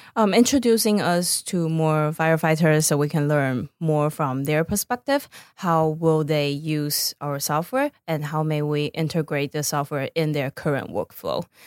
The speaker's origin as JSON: {"language": "English", "country": "Taiwan", "also_born_or_lived": "Boston", "moved": "as an adult", "lives_now": "Los Angeles, United States", "said": "back in my home country, Taiwan"}